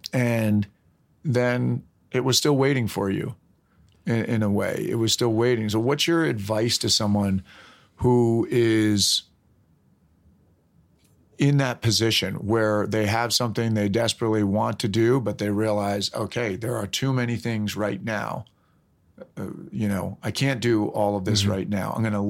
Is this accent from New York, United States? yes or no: yes; New York, United States; I grew up in Westchester County.